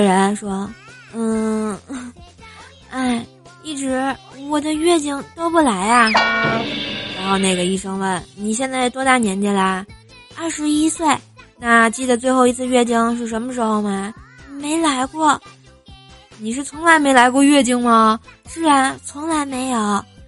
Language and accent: Chinese; Tianjin, China; moved away; 我是天津的嘛，我就不认识东南西北啊